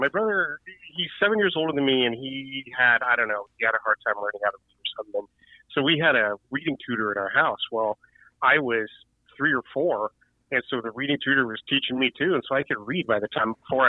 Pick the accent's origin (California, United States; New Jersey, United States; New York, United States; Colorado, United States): California, United States; South Pasadena; moved away as an adult; also born or lived in Hollywood, California / East Los Angeles, California; now in Northern California, United States; I was born in Hollywood. I was raised when my mom had me, we lived in East L.A. And then when I was about 4 or 5 years old, we moved to a small town called South Pasadena. Which is like 3 square miles and had 13 police cars